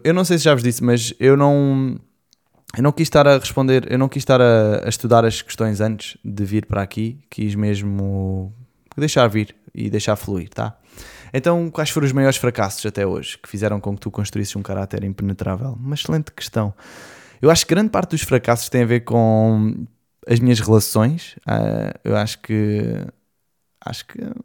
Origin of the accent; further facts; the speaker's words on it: Portimão, Algarve, Portugal; also born or lived in Lisbon; eu nasci em Lisboa, depois com mais ou menos dois anos eu vim para Portimão, onde eu fiz cá toda a minha escola e a minha adolescência